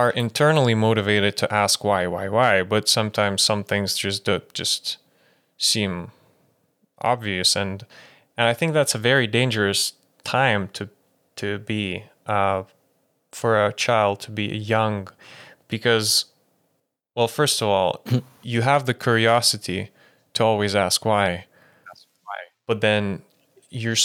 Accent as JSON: {"language": "English", "country": "Lithuania", "tie": "born or raised there", "moved": "yes", "said": "I was born in Lithuania. I grew up there"}